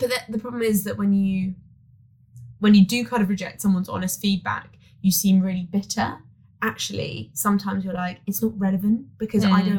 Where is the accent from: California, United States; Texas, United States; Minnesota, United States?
California, United States; San Diego; I'm 28 from San Diego.